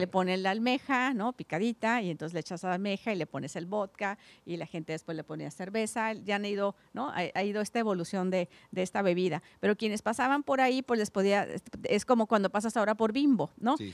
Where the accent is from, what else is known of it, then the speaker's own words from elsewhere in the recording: Guadalupe Victoria, Baja California, Mexico; yo soy del Valle, de Guadalupe Victoria, kilómetro 43